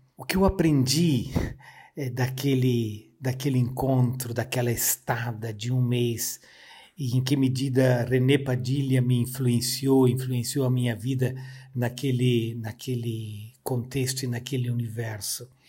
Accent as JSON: {"language": "Portuguese", "town": "Joinville", "region": "Santa Catarina", "country": "Brazil", "tie": "born or raised there", "also_born_or_lived": "Rio Grande do Sul", "moved": "as an adult", "said": "Eu sou natural de Joinville, Santa Catarina"}